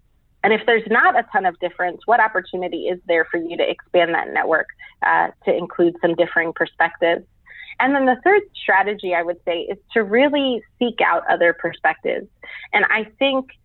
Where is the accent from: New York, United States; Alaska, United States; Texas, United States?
New York, United States; I'm a first generation American. I'm a New Yorker